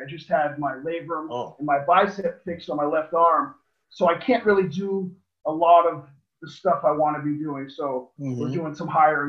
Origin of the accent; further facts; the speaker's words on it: Somerville, Massachusetts, United States; also born or lived in Medford, Massachusetts / Lowell, Massachusetts / Los Angeles; I grew up in Somerville, Massachusetts, till I was 13 years old. That is next to Boston. It's connected to Boston. Used to be part of Boston a long time ago. And then moved to Medford, Massachusetts, the next town over, eighth grade all through high school.